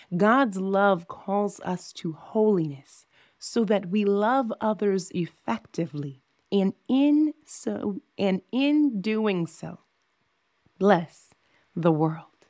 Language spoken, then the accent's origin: English; Southern Illinois, United States; moved away as an adult; now in Las Vegas, United States; I am from Southern Illinois.